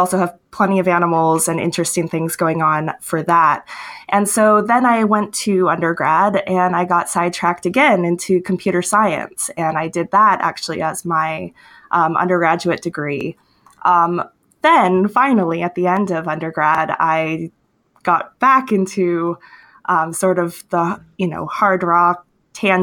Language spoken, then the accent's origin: English; Homer, Alaska, United States; I was born and raised in Homer, Alaska